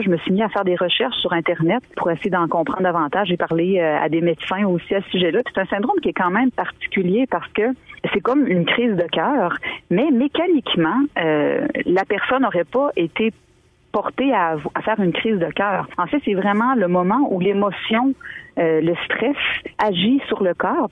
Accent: Île aux Grues, Quebec, Canada; also born or lived in Montmagny, Quebec; je suis née à l'île aux Grues. J'ai grandi quelques années. Ensuite, on a déménagé à Montmagny

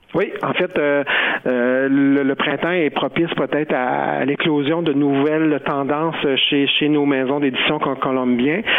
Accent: Quebec, Canada; chez nous au Québec

